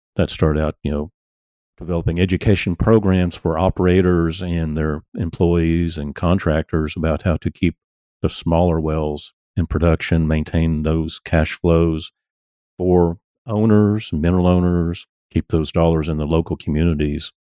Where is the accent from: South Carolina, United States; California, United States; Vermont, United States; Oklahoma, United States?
Oklahoma, United States; Tulsa; I grew up in Tulsa